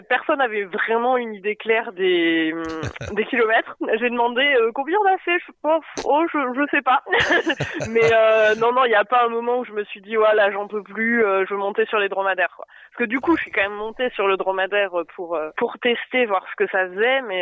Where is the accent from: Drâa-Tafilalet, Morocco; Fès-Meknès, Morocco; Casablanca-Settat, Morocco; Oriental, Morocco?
Drâa-Tafilalet, Morocco; M'Hamid El Ghizlane; C'est Mahamid. Mahamid El Riflan, et en fait, c'est le dernier village euh, aux portes du désert.